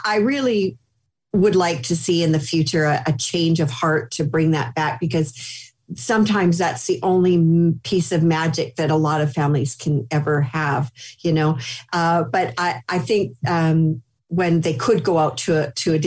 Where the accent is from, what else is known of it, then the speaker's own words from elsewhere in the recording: Canada; I grew up in Canada